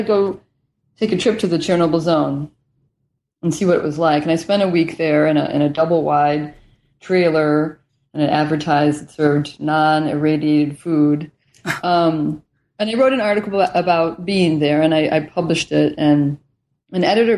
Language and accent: English; the Rust Belt of the industrial Midwest, United States; moved away; also born or lived in Washington; I grew up in the Rust Belt of the industrial Midwest, just as it was in the decline